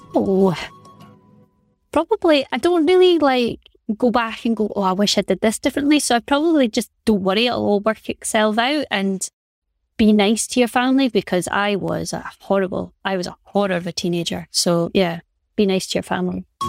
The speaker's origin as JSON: {"language": "English", "town": "Aberdeen", "region": "Scotland", "country": "United Kingdom", "tie": "born or raised there", "said": "growing up in Aberdeen, in Aberdeen"}